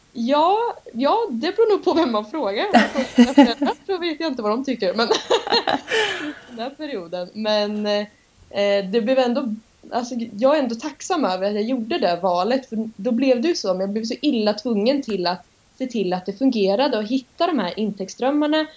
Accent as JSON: {"language": "Swedish", "town": "Norrköping", "region": "Östergötland", "country": "Sweden", "accent": "östgötska", "said": "Kommer från Norrköping så jag ber om ursäkt om min östgötska lyser igenom"}